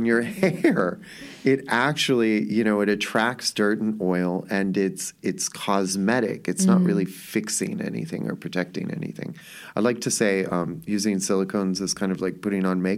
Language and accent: English; Los Angeles, California, United States; I grew up in Hollywood.